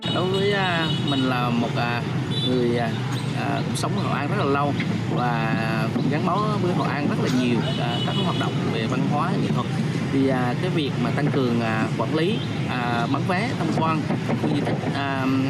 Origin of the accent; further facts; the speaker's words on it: Quang Nam, Vietnam; em là một người Quảng Nam